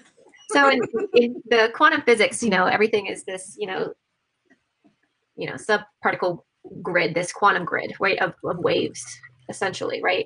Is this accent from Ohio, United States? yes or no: yes; Ohio, United States; I grew up in Ohio